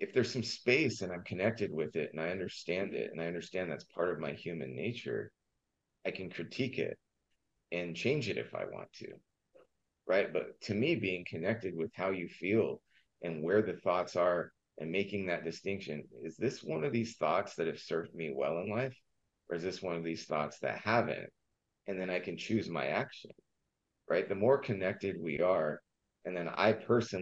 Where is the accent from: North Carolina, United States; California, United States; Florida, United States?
California, United States; Southern; I grew up in Southern California